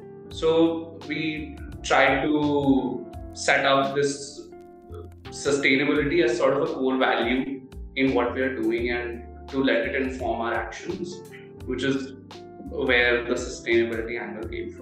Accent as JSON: {"language": "English", "region": "Delhi", "country": "India", "tie": "born or raised there", "said": "Yeah, so in my case, honestly, I did not know much about sustainability, right?"}